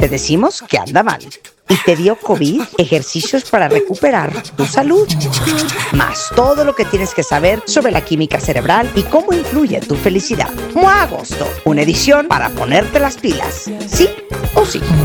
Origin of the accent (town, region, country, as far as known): Mexico